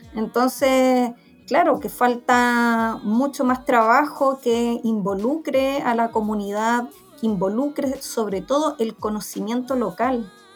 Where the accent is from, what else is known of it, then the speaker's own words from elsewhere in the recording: Santiago, Santiago Metropolitan Region, Chile; yo soy de Santiago, ya eh, nací y criada acá